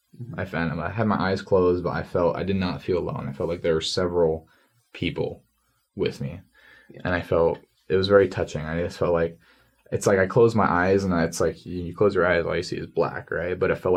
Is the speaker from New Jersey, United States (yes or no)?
yes; New Jersey, United States; I was born in New Jersey.